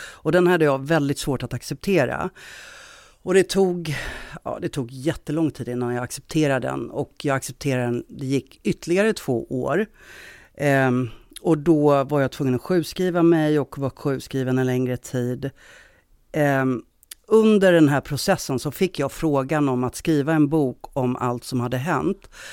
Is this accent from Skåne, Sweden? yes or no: no; Stockholm, Stockholm County, Sweden; moved away as an adult; now in Gothenburg, Sweden; Jag är från Stockholm, men jag har bott i Göteborg ganska många år nu.